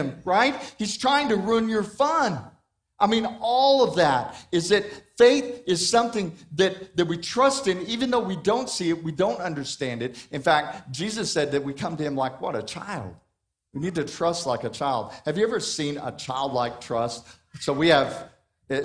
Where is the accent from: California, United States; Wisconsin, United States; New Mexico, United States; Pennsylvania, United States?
New Mexico, United States; Hobbs; moved away; I grew up in New Mexico, in Hobbs, and so Roswell is not far away